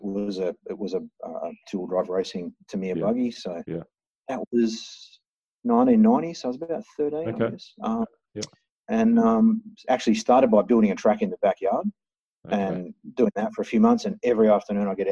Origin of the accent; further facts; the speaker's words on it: Perth, Western Australia, Australia; I was from Perth, from a motorsport family